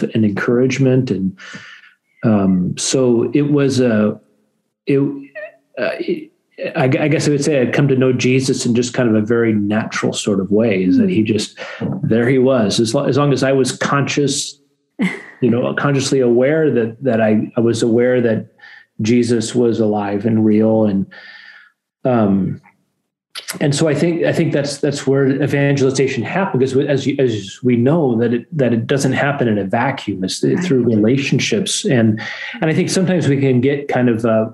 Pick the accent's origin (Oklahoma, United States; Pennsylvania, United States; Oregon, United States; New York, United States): Oregon, United States; Corvallis; also born or lived in San Diego; I grew up in Corvallis.